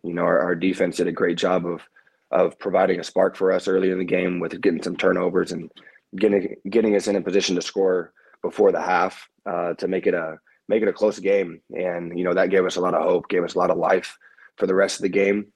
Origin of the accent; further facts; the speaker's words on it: Kansas City, United States; growing up in Kansas City and being connected to the Big Twelve growing up